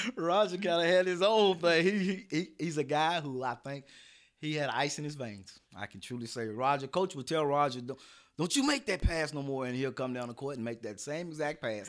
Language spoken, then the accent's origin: English; Lexington, Kentucky, United States; I'm from Lexington